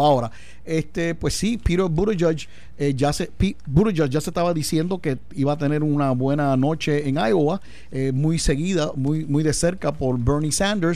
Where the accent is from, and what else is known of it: Puerto Rico